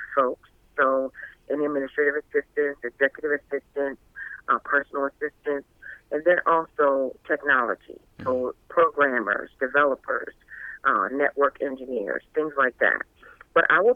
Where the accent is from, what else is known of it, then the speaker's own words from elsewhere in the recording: Eastern Shore of Maryland, United States; moved away as an adult; now in Delaware, United States; So I'm originally from the Eastern Shore of Maryland, which is where I grew up.